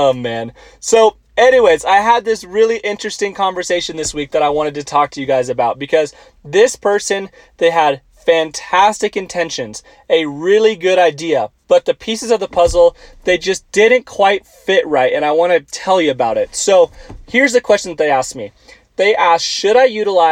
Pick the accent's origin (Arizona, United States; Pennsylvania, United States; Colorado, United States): Arizona, United States; Tucson; moved away as an adult; now in Auburn, United States; I grew up in Tucson, Arizona